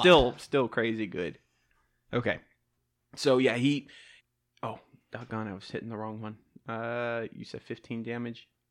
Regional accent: the South, United States; accent: southern; My southern accent's taking over

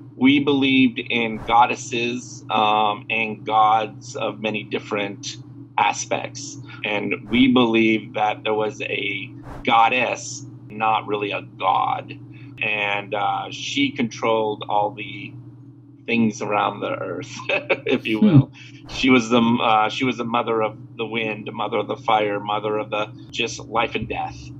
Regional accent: Burlington, Vermont, United States; now in Houston, United States; Originally, I'm from Burlington, Vermont, and I now live in Houston, Texas.

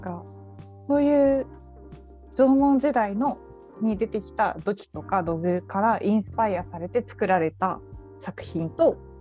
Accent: Saitama, Japan; 私は地元は埼玉だけど、うん、高校は東京に行ってたので

